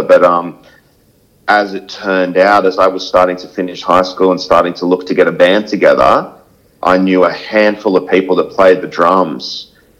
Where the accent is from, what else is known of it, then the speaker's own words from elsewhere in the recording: Sydney, New South Wales, Australia; moved away as an adult; now in Gold Coast, Australia; born and raised in Sydney